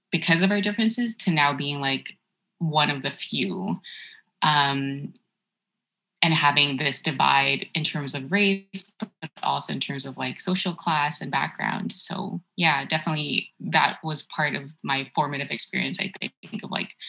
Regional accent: Toronto, Ontario, Canada; also born or lived in Markham, Ontario; until I was 12 years old, I grew up in Scarborough. And then we moved to Markham, which is like the suburb of Toronto

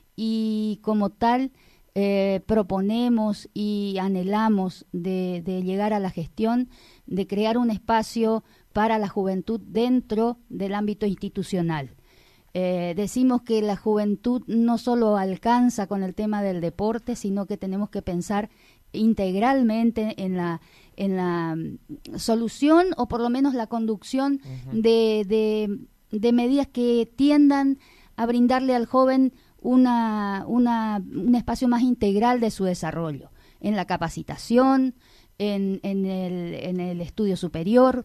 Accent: Colonia Liebig, Corrientes, Argentina; porque quiero mi pueblo, porque porque me desarrollé en él, porque toda mi, vida transcurrió eh, a través de la, de la vivencia en un pueblito que está creciendo

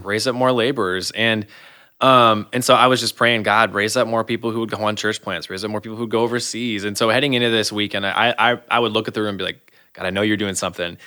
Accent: Michigan, United States; moved away as an adult; now in Iowa, United States; born and raised in Michigan

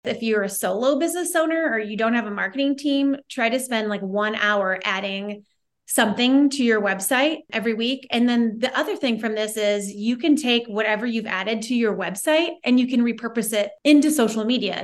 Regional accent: Omaha, Nebraska, United States; moved away as an adult; now in Bend, United States; I live in Bend, Oregon. I'm originally from Omaha, Nebraska, but I fled Nebraska almost twenty years ago

